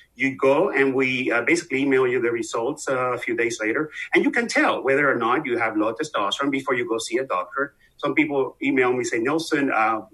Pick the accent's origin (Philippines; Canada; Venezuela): Venezuela; moved away; I'm obviously from the accent you hear. I'm from Venezuela, South America, been here forever, like 30 some years